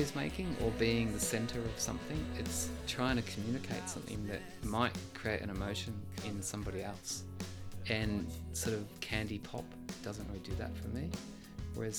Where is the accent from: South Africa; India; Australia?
Australia; moved away as an adult; now in Switzerland; I'm Australian